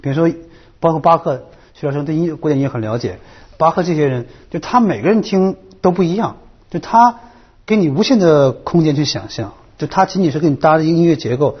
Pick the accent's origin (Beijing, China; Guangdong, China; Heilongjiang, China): Heilongjiang, China; Harbin; 但恰恰我是一个东北人，哈尔滨人